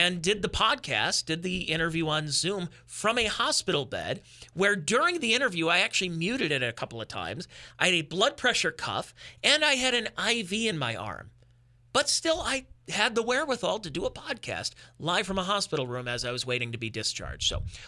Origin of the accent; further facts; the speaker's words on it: Northeast Ohio, United States; …, comedian, also both of us Cleveland Browns fans, born and raised in Northeast Ohio.